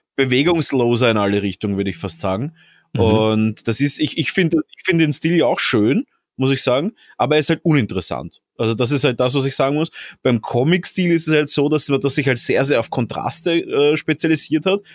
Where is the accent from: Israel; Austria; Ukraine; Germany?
Austria; als Österreicher